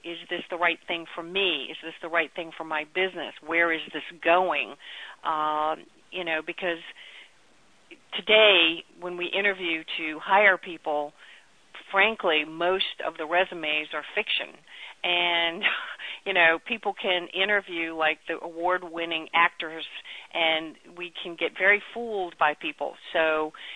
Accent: Chuckatuck, Virginia, United States; I grew up in Chucky Tuck, Virginia, which was literally a tiny little place that had 60 people in it

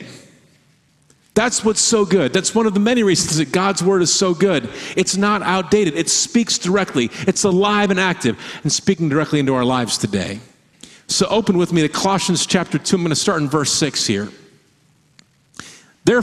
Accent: Michigan, United States; moved away as an adult; now in Oregon, United States; the state where we grew up in Michigan

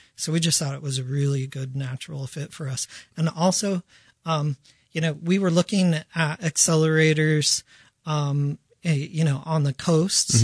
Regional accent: Denver, Colorado, United States; also born or lived in Bangkok, Thailand; I am from Denver, Colorado

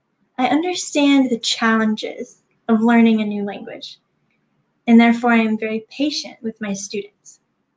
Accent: United States; first language English; now in Turkey; I am a native English speaker from the United States.

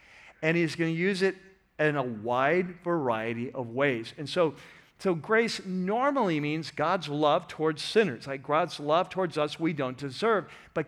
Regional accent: San Francisco, California, United States; now in Southern California, United States; I was born in Northern California. I was born in San Francisco. I love San Francisco, but then I came to Jesus and I moved, right, to Southern California

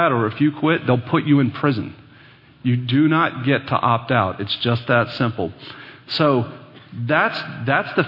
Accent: Dallas, Texas, United States; I grew up here in Dallas

